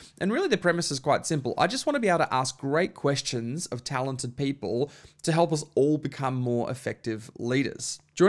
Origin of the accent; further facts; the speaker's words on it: Bundaberg, Queensland, Australia; now in Melbourne, Australia; So I grew up in Queensland and in a small town in Bundaberg. And where we grew up, it was NRL country. Yeah. And then we found ourselves relocating to Melbourne in 2010.